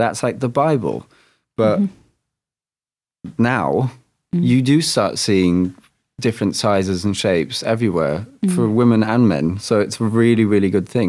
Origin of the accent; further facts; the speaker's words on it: Germany; moved away; I'm half English, half German. I spent my adolescence in Germany.